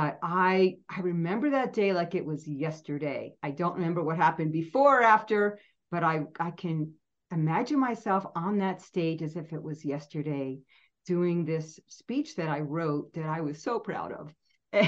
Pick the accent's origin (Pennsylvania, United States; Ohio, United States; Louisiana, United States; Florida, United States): Pennsylvania, United States; I grew up in Pennsylvania and we were 3.5 hours from New York City.